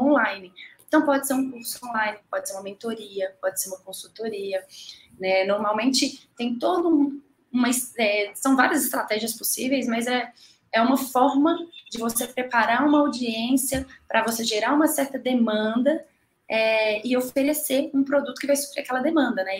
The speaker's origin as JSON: {"language": "Portuguese", "town": "Betim", "region": "Minas Gerais", "country": "Brazil", "tie": "born or raised there", "also_born_or_lived": "Belo Horizonte", "said": "eu sou mineira, sou nasci em Belo Horizonte, sou ali da região de Betim, região metropolitana"}